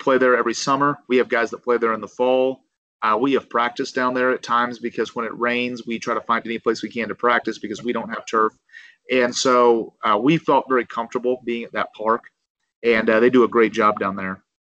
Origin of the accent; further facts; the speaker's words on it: Ozark, Missouri, United States; it is my hometown